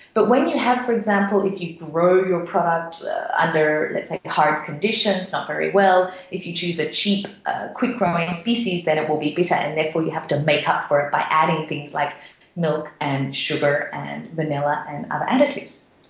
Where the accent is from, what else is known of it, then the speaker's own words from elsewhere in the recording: Sunshine Coast, Queensland, Australia; moved away as an adult; also born or lived in Papua New Guinea; now in Frankfurt, Germany; I grew up in Australia in a very small beach town called the Sunshine Coast